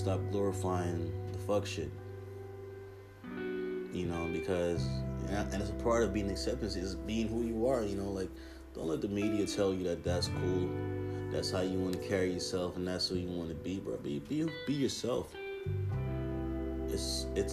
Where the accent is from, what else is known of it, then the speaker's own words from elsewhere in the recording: Jamaica; now in United States; I'm Jamaican. I grew up seeing this culture.